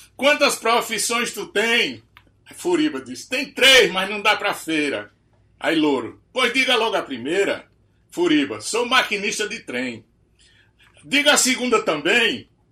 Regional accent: Northeast Brazil, Brazil; nós aqui na nossa nação nordestina

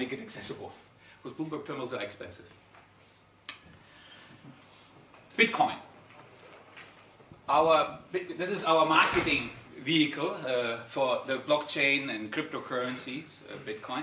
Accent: Darmstadt, Hesse, Germany; I'm actually originally from Darmstadt, so I'm an Italo-German Darmstädter

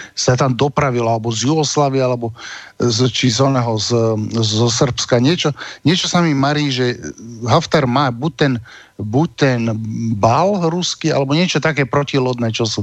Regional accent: Slovakia; sme ako Slováci to dosť zažili

